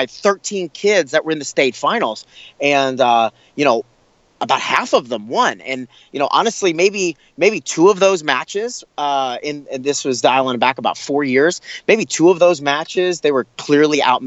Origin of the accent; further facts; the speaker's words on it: Long Island, New York, United States; growing up in Long Island, we call it Strong Island